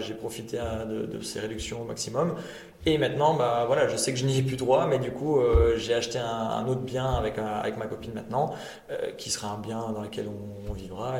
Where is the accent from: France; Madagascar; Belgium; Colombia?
Belgium; Tournai, Wallonia; je suis pur tournésien